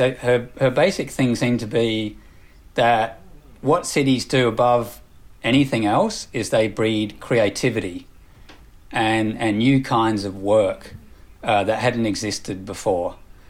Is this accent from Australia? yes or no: yes; Australia; now in United Kingdom; Yeah, I mean, my background, I came from Australia and then now living in the UK.